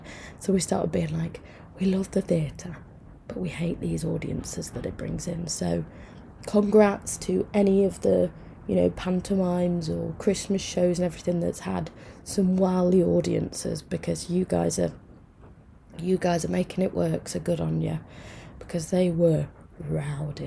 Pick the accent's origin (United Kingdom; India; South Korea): United Kingdom; Mansfield, East Midlands; I'm from Mansfield.